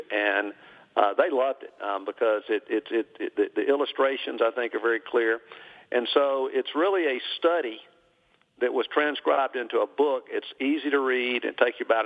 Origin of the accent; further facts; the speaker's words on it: Birmingham, Alabama, United States; also born or lived in Tennessee; I was born and raised here in Birmingham.